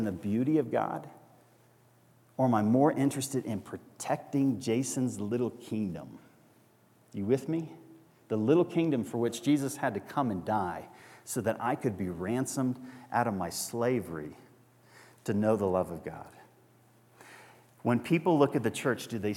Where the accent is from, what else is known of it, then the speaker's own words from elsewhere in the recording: Arlington, Texas, United States; moved away as an adult; now in Evergreen, United States; I come from Arlington, Texas.